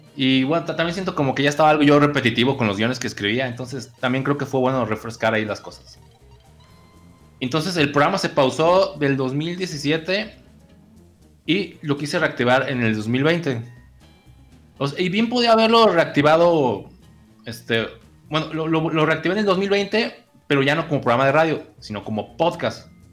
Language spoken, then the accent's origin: Spanish; Guadalajara, Jalisco, Mexico; yo no soy de Colima, pues soy de Guadalajara